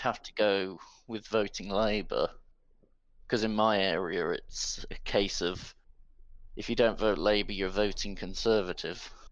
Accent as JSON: {"language": "English", "region": "Midlands", "country": "United Kingdom", "said": "I'm from the Midlands"}